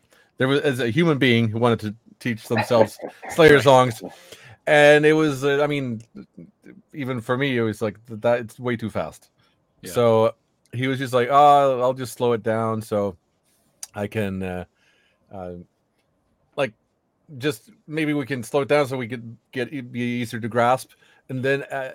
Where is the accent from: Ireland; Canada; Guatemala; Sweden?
Sweden; from Sweden and the band … and the band …